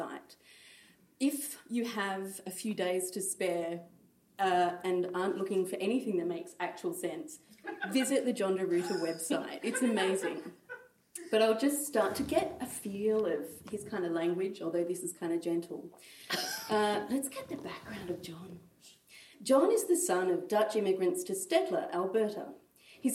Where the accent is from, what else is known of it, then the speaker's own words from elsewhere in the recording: Australia; also born or lived in Sydney; as an Australian